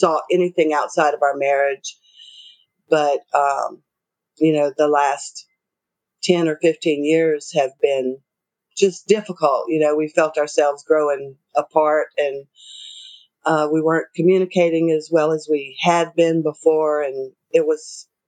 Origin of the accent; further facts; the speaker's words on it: the South, United States; Both of us were raised, we're from the South, and we're both from extremely conservative families